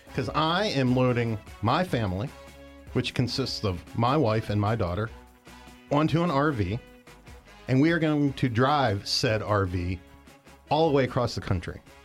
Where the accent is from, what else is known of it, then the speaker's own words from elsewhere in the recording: West Virginia, United States; moved away; I lived one other place when I was growing up in West Virginia, also a coal mining town